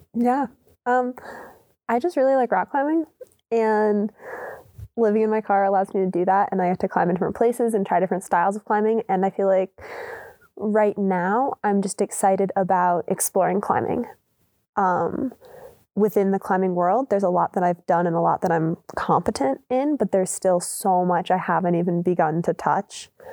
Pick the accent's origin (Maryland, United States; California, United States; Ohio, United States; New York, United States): Maryland, United States; moved away; I grew up in Maryland